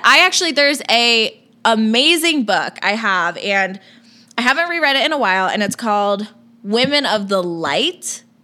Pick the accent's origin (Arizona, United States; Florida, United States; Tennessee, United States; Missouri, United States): Florida, United States; moved away as an adult; I grew up, born and raised in Florida. Was there for tw- first 21 years of my life